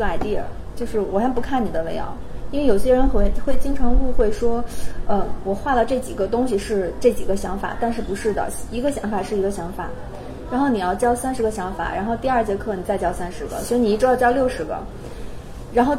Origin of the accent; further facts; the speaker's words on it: China; 然后我我就会，其实我数学不好的，然后我就很无奈的说：“你们好，我是中国人，但